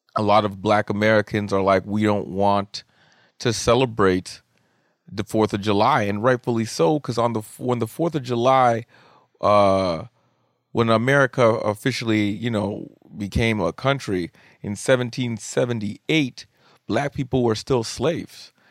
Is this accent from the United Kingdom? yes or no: no; Canada; I am Canadian